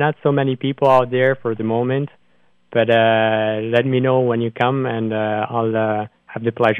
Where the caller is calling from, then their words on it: Brussels, Brussels-Capital Region, Belgium; I'm calling you from Belgium, actually, from Brussels.